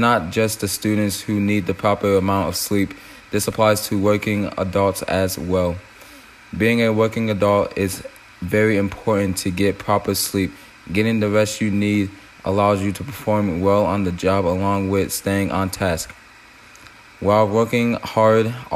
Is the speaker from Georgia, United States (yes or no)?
no; Michigan, United States; growing up in Michigan